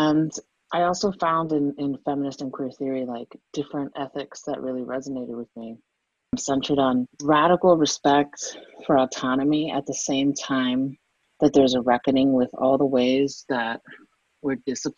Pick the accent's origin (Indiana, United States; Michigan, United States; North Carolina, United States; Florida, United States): Florida, United States; Miami; growing up in Miami, Florida.